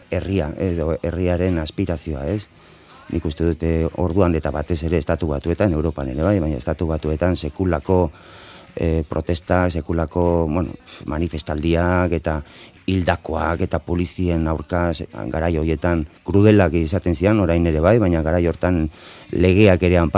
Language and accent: Basque; Bilbao, Basque Country, Spain; Basque is a second language; ni bilbokoa naiz, bilbon jaioa naiz, Euskaldun berria, orduan ikasi nuen